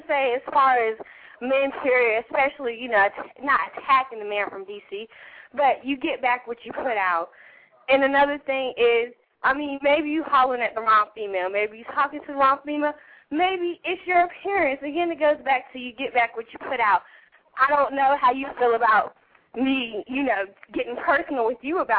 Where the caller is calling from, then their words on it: Greensboro, North Carolina, United States; I'm calling from Greensboro, North Carolina.